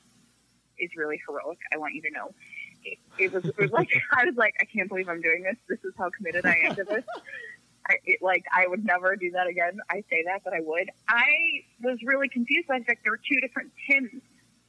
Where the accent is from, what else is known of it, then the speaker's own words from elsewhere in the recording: Chicago, Illinois, United States; I'm from Chicago